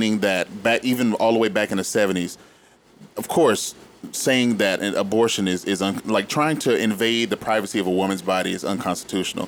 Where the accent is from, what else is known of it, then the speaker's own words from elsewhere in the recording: Dallas, Texas, United States; I am from Texas, and this essentially started in a place that I grew up, in Dallas